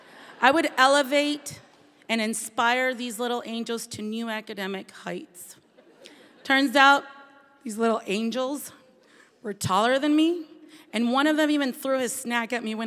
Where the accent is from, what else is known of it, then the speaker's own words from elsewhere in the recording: Maracaibo, Zulia, Venezuela; moved away as an adult; now in Anchorage, United States; I was born and raised in Maracaibo, Venezuela, Tierra del Sol Amada, land loved by the sun.